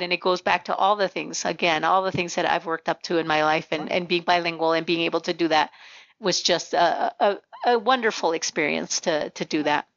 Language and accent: English; Nogales, Arizona, United States; first language Spanish; English is a second language; we grew up in the border town of Nogales